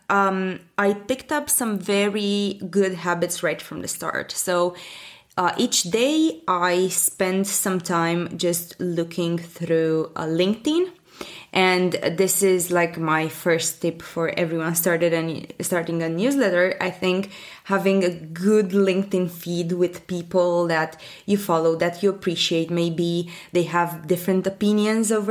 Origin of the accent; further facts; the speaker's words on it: Bucharest, Romania; I'm from Europe, from Bucharest, Romania.